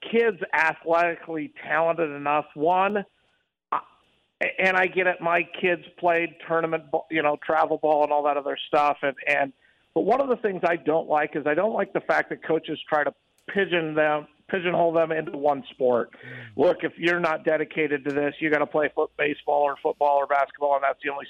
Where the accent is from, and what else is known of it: Midwest, United States; born or raised there; now in Las Vegas, United States